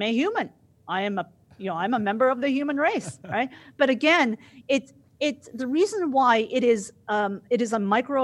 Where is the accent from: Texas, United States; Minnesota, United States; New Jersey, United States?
New Jersey, United States; also born or lived in Midwest; now in Dallas, United States; I live in Dallas right now, but I'm actually from Jersey, right? No, where are you really from? Oh, well, I am totally a Jersey girl, but if you mean where I was born in the Midwest